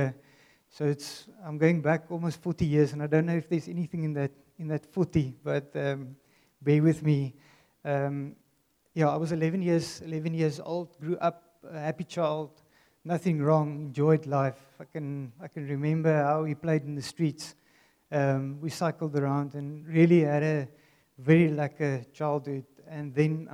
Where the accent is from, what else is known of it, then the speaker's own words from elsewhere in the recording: Worcester, Western Cape, South Africa; I grew up in Worcester